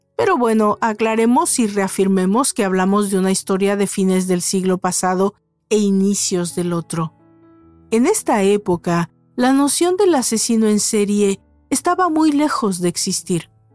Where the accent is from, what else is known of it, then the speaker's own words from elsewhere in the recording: Mexico; En México, mi país de origen